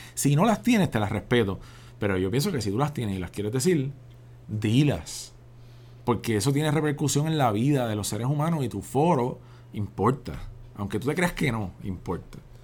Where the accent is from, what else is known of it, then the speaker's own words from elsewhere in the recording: Puerto Rico; soy un puertorriqueño que se crió en el barrio Pájaro